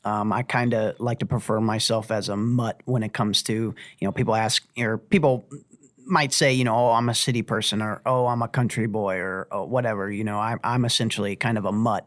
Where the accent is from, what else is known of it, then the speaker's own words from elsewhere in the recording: Uniontown, Ohio, United States; I graduated from Lake High School, um, and, uh, lived in Uniontown, Ohio